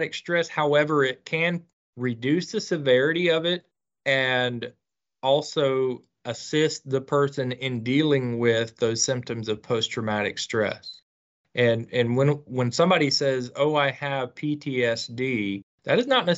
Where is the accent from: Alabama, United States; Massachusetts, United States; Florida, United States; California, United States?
Florida, United States; Northeast; my home state in Florida, Northeast Florida